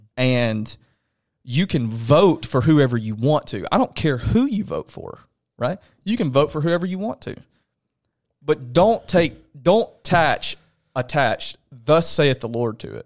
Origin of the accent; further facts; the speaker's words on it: Alabama, United States; now in Knoxville, United States; I'm from Alabama.